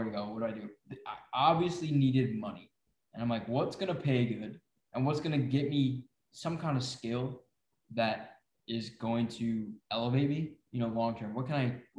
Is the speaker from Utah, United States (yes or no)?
no; Syracuse, New York, United States; I'm from New York, Syracuse